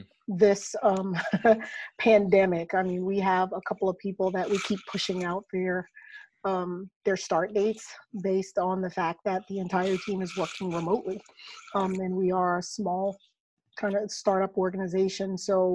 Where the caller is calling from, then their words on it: North Carolina, United States; I am dialing in from Spencer Health Solutions in the Raleigh-Durham area of North Carolina.